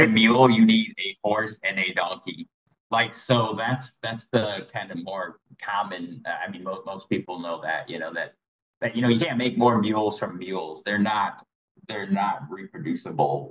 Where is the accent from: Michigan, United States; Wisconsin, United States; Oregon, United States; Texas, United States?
Michigan, United States; moved away as an adult; also born or lived in Tennessee; now in Thailand; I'm originally from Michigan, and then I, I mean, I lived there till I was like 26